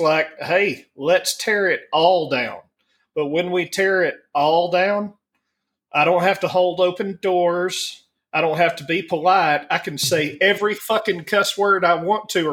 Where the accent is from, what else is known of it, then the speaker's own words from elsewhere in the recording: the South, Alabama, United States; moved away as an adult; now in Denver, United States; I was raised up in the South